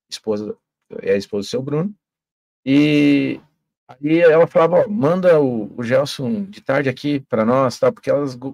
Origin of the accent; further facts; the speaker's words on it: Santa Catarina, Brazil; born there; now in Foz do Iguaçu, Brazil; eu sou é, catarinense é, de certidão, mas eu sou iguaçuense de coração, com certeza, amo minha cidade.